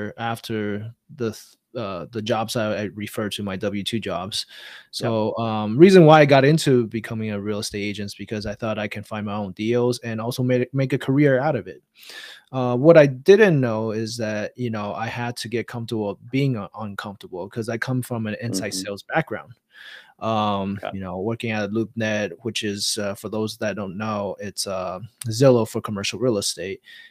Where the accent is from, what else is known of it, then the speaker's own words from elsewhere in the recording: Taiwan; now in United States; I was born and raised in Taiwan